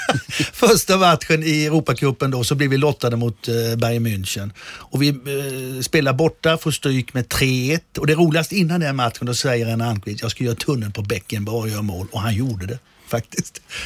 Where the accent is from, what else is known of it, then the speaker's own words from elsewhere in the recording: Blomstermåla, Kalmar County, Sweden; moved away as an adult; also born or lived in Berlin; Jag är ju född och uppvuxen i Blomstermåla, ett litet samhälle som ligger mitt emellan Kalmar och Oskarshamn.